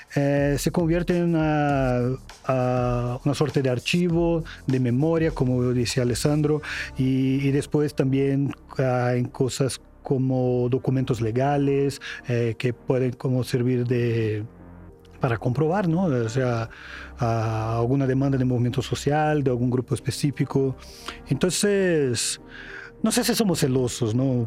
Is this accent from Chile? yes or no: no; Brazil; Spanish is a second language; now in Mexico; soy de Brasil, entonces voy a utilizar un tema de mi país